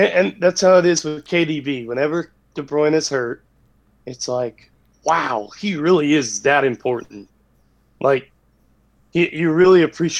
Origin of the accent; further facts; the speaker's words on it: United States; As an American